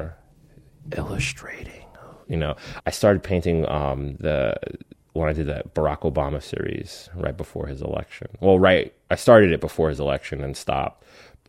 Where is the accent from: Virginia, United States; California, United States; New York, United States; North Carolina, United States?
New York, United States; Spring Valley; moved away as an adult; also born or lived in Philadelphia; I'm from New York State, from a small town called Spring Valley.